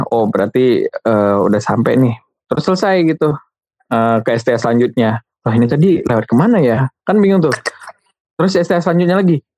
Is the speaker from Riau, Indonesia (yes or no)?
yes; Riau, Indonesia; kayak saya kan dari Riau begitu